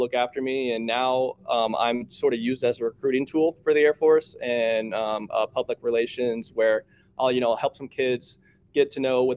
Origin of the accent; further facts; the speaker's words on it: Arizona, United States; We grew up in Arizona